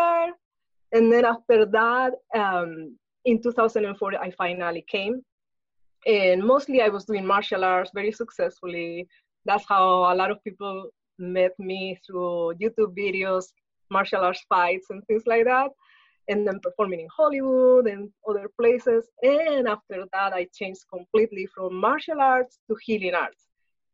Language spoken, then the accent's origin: English; Spain; moved away as an adult; now in Los Angeles, United States; I was born in Spain, so that's where I grew up, and I lived most of my life.